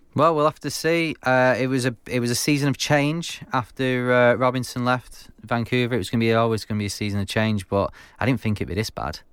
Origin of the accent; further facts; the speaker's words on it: Manchester, North West England, United Kingdom; from Manchester, twenty-nine years old.